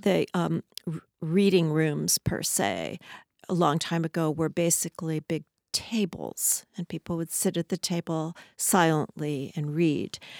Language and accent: English; Southern California, United States; also born or lived in Los Angeles; now in Seattle, United States; I was actually, uh, born in, around Los Angeles and grew up in Southern California.